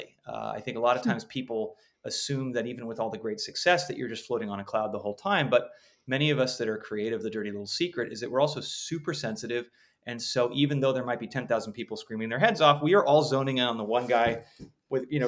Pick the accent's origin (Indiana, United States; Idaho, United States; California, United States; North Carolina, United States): California, United States; Los Angeles; I grew up in Los Angeles, but was not a showbiz kid